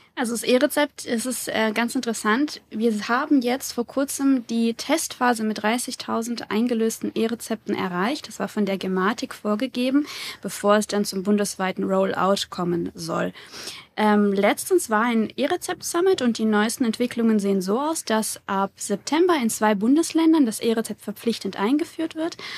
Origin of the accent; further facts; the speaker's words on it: Würzburg, Bavaria, Germany; Ich komme aus Würzburg, habe dort studiert und promoviert